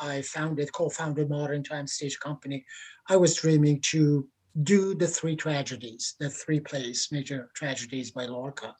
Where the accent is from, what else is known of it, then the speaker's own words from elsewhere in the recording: Iran; English is a second language; moved away as an adult; now in Canada; I was an actor by training back in Iran before I left my homeland